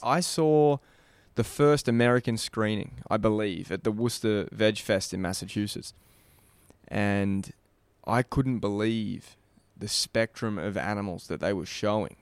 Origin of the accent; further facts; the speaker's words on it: Australia; our country